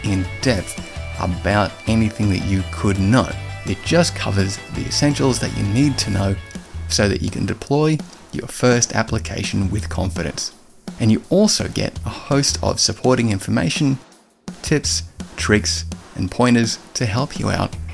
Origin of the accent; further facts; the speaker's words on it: Australia; also born or lived in London; We're both Australian